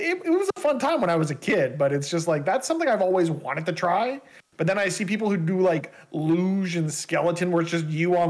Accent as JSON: {"language": "English", "country": "Canada", "said": "As a Canadian"}